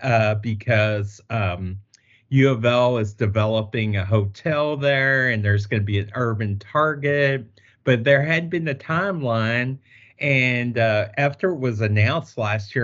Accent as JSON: {"language": "English", "town": "Louisville", "region": "Kentucky", "country": "United States", "tie": "born or raised there", "said": "I grew up like on Hill Street close"}